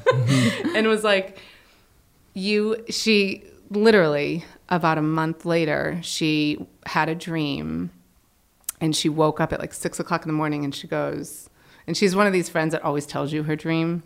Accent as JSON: {"language": "English", "region": "Connecticut", "country": "United States", "tie": "born or raised there", "said": "I grew up in Connecticut."}